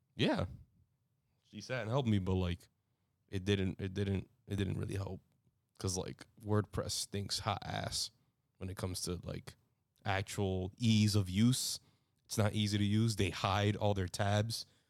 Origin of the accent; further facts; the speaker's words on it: New York, United States; I'm a New Yorker